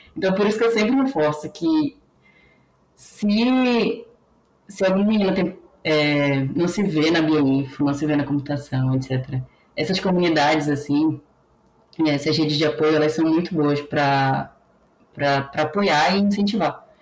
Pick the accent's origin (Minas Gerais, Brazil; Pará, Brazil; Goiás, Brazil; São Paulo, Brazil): Pará, Brazil; Belém; moved away; also born or lived in São Carlos; eu sou do Pará, sou paraense, sou de Belém